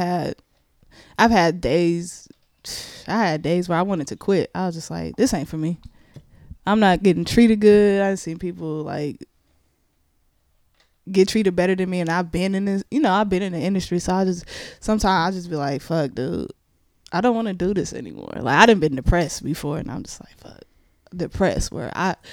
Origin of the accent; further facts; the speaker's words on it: Richmond, California, United States; I'm from Richmond too